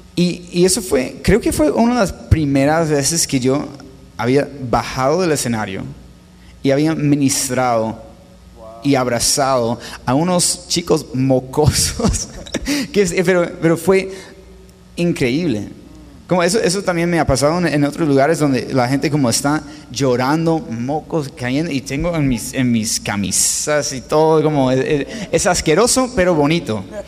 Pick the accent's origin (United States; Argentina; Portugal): United States; Los Angeles, California; first language English; Spanish is a second language; moved away as an adult; also born or lived in Spain; now in Colombia; yo nací en Los Ángeles, California, viví todo como 24 años allá